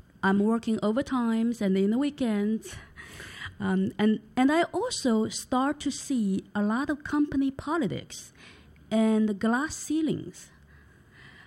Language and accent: English; Wenzhou, Zhejiang, China; also born or lived in Hangzhou, China; now in New York, United States; I was born in Wenzhou and moved to Hangzhou when I was 13